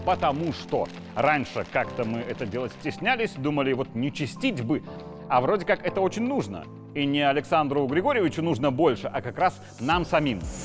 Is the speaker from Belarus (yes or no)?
yes; Belarus; мы, те, кто из деревень и поселков, которые на вопрос «мы кто?» могли ответить только белорусы